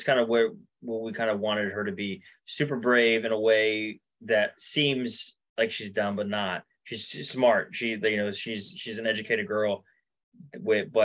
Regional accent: Bradenton, Florida, United States; I spent a good time in Bradenton, Sarasota, high school and post-college

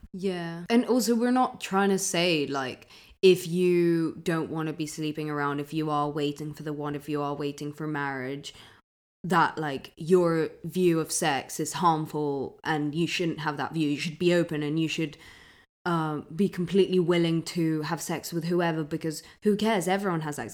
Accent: London, United Kingdom; I grew up in London

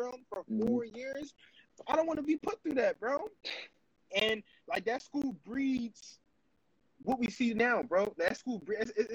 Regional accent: Philadelphia, Pennsylvania, United States; living in North

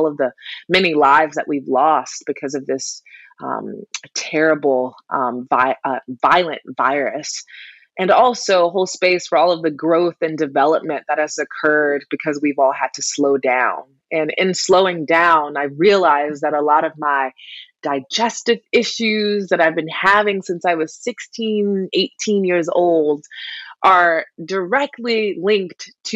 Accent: South Carolina, United States; moved away; I am originally from South Carolina

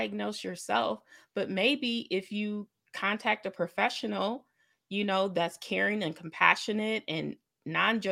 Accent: Lake Michigan, United States; now in Kalamazoo, Michigan, United States; I grew up on Lake Michigan. It was like 10 minutes from my house

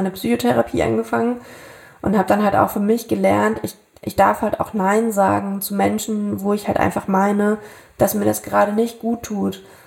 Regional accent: Thuringia, Germany; moved away; habe damals ja wieder in meiner alten Heimat in Thüringen gelebt

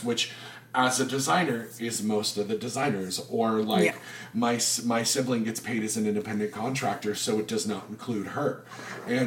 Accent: the South, United States; I'm from the South.

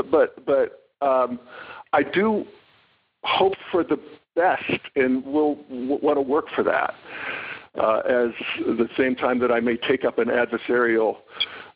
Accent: Western Pennsylvania, United States; I come from the Western Pennsylvania people

